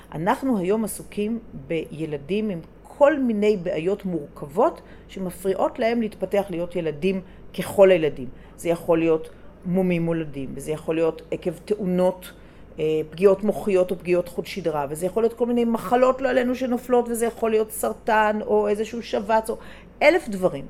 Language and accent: Hebrew; Jerusalem, Jerusalem District, Israel; אני גדלתי בירושלים